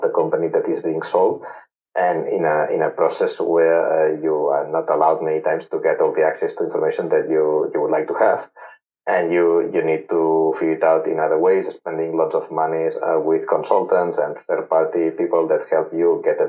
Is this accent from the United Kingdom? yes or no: no; Barcelona, Catalonia, Spain; I'm from Barcelona